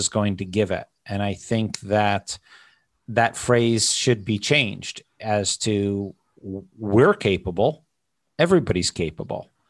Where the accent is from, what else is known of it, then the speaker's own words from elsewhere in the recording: United States; I'm an American